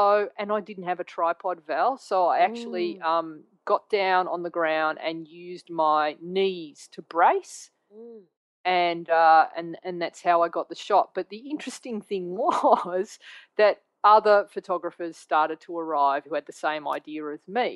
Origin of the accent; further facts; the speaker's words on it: Australia; a photographer from Australia